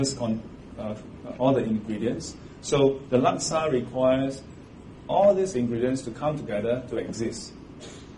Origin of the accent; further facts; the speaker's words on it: Singapore; I'm a Singaporean.